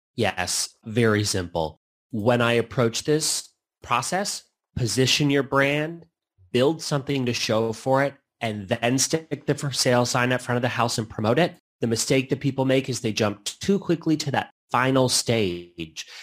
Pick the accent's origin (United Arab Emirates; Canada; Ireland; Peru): Canada; also born or lived in Lisbon, Portugal; now in United States; I'm Canadian